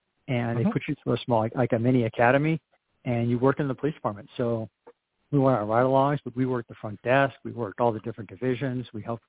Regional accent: Southern California, United States; now in Whitefish, United States; we were born and raised in Southern California

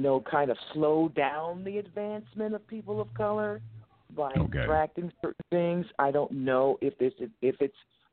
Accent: United States; a woman of color born and raised in America

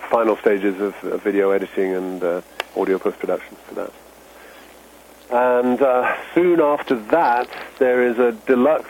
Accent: London, United Kingdom; moved away; I grew up in London

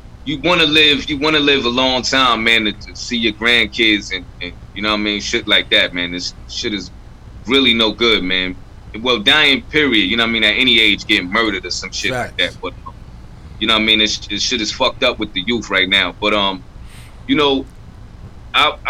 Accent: New York City, New York, United States; I grew up in Crown Heights

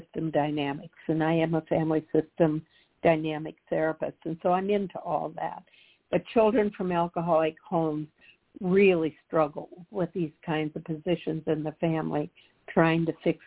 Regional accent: Humphrey, Minnesota, United States; also born or lived in Hopkins, Minnesota / Edina, Minnesota; I'm from a very small town in southern Minnesota

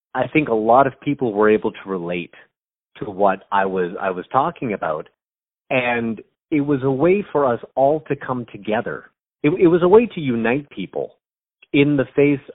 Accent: Canada; I'm Canadian. I'm from Canada. I live near Toronto, which is in Ontario

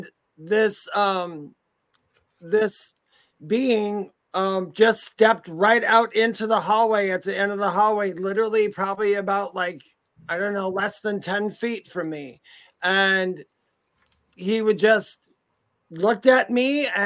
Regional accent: Wisconsin, United States; now in North Carolina, United States; I'm from Wisconsin, and we traveled back and forth to the state I'm in now, which is North Carolina

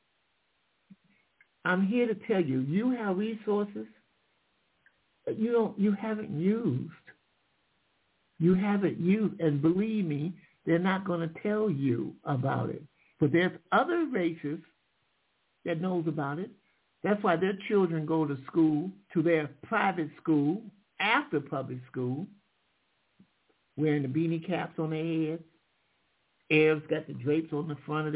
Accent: Michigan, United States; I'm from Michigan

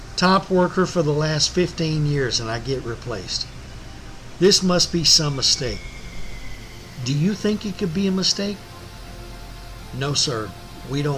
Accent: Central Texas, United States; the home I grew up in Central Texas

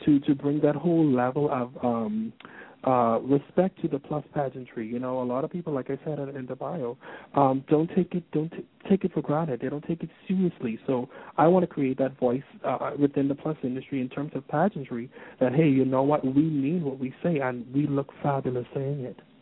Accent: Nassau, New Providence, Bahamas; here in my hometown, Nassau

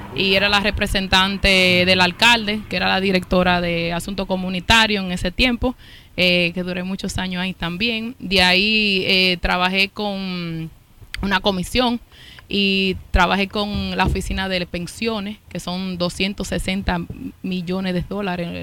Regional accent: New York, United States; also born or lived in Santiago, Dominican Republic; yo me crié y aquí en los Estados Unidos, en Washington High, donde estamos ahora, me pasé todos los veranos en Santiago

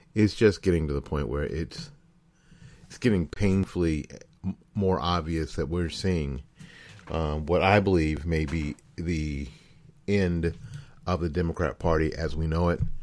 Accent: Florida, United States; my home state of Florida

